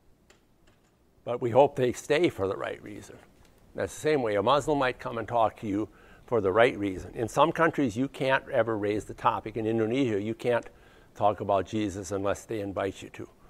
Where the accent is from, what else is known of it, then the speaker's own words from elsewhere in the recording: United States; I'm an American